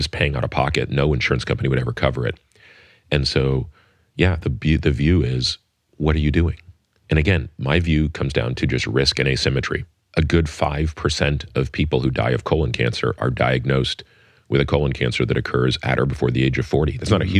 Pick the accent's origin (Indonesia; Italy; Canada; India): Canada; now in United States; as you probably know, I grew up in Canada, and Canada has a single payer healthcare system.